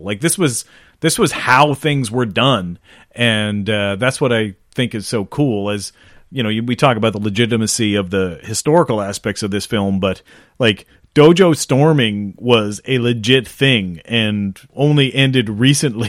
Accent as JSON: {"language": "English", "town": "Sackville", "country": "Canada", "tie": "born or raised there", "said": "we grew up in Sackville"}